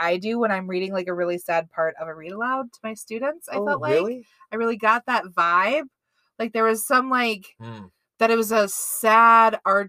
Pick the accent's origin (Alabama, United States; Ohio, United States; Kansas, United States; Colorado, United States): Colorado, United States; moved away; also born or lived in Midwest; Both of us were born and raised in Colorado